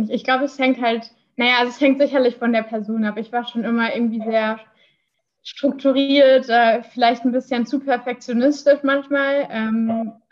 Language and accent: German; Iserlohn, North Rhine-Westphalia, Germany; jetzt komme ich aus der Region, äh, die nah, nah an der Fernuni Hagen liegt, ähm, quasi die Nachbarstadt Iserlohn.